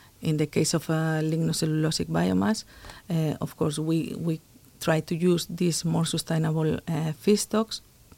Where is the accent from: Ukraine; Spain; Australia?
Spain; also born or lived in United States; Yeah, so I'm originally from Spain. I studied there at the University of Zaragoza a long time ago, chemical engineering.